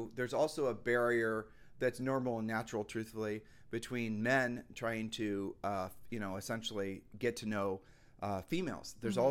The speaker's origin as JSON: {"language": "English", "region": "Texas", "country": "United States", "said": "I'm visiting from Texas. Yeah, I'm here for business."}